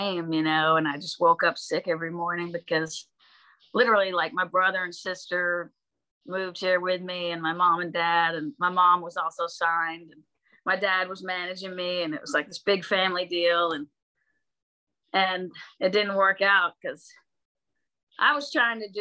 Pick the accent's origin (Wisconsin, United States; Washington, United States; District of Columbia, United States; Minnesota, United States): Washington, United States; Bellingham; moved away; also born or lived in Nashville; growing up in Bellingham, Washington